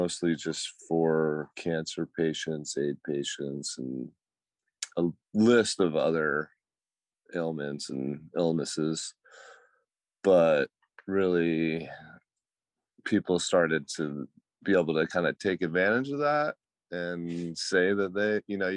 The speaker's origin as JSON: {"language": "English", "region": "Georgia", "country": "United States", "tie": "born or raised there", "moved": "yes", "lives_now": "California, United States", "said": "I moved out here from Georgia"}